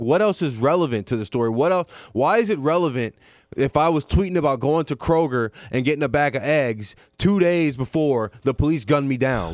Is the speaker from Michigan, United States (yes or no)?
no; Mandeville, Louisiana, United States; I'm from Mandeville, Louisiana